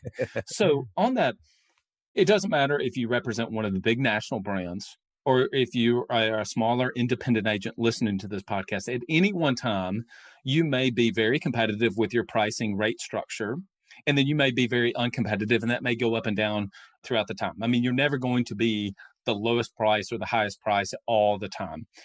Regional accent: North Alabama, United States; I'm from the South, North Alabama.

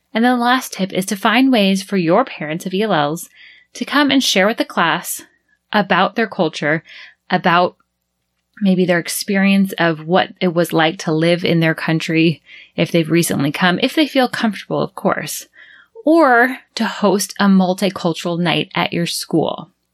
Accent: United States; first language English; moved away as an adult; now in Panama City, Panama; we were the only American family in that preschool

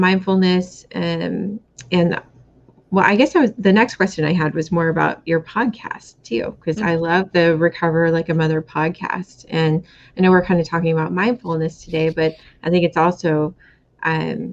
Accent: Seattle, Washington, United States; I'm from Seattle

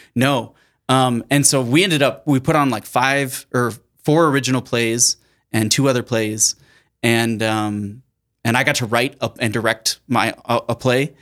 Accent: Sioux Falls, South Dakota, United States; I was born and raised in Sioux Falls, South Dakota

